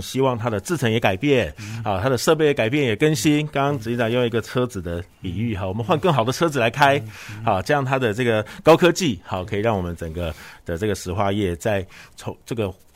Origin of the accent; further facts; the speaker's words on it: Kaohsiung, Taiwan; 我们高雄人还是很关心这个，嗯，环保，好，很关心公安